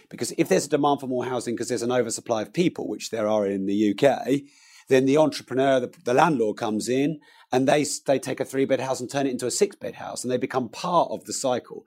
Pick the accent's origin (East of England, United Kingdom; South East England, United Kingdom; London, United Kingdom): East of England, United Kingdom; Peterborough; I'm from Peterborough, where prices are a lot lower